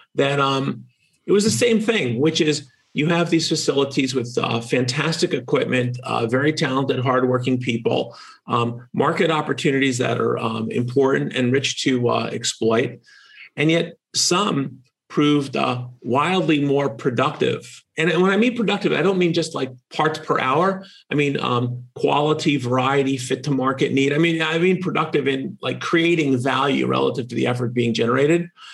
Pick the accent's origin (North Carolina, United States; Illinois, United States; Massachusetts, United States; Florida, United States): Massachusetts, United States; In my home state of Massachusetts